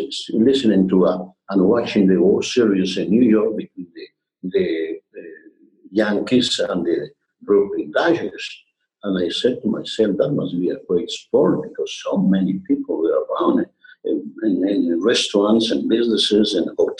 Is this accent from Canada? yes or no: no; Quito, Pichincha, Ecuador; moved away as an adult; now in Los Angeles, United States; I came to this country in 1955. I come from Quito, Ecuador